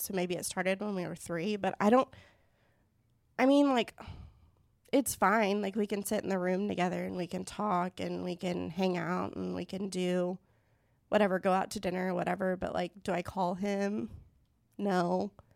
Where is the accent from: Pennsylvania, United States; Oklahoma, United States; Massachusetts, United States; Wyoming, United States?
Oklahoma, United States; Tulsa; I was born and raised in Tulsa